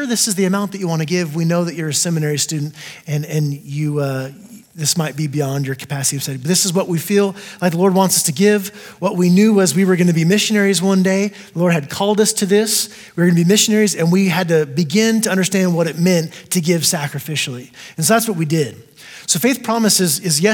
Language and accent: English; Texas, United States; also born or lived in El Paso, Texas; I am from Texas as well originally